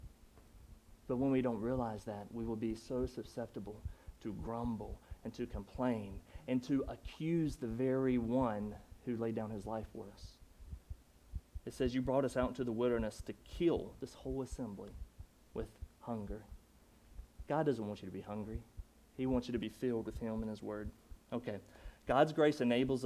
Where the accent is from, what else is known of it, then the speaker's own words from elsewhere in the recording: Durham, North Carolina, United States; moved away; that was my accent because I'm from Durham, North Carolina